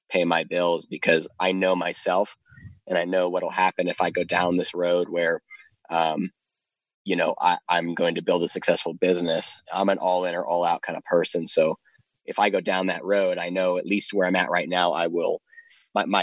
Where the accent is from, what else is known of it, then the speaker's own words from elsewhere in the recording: Ohio, United States; also born or lived in South Carolina / Florida / Virginia / Arizona; now in Gallatin, United States; I lived mostly in Ohio throughout my childhood. I was born and raised in South. I was born in South Carolina.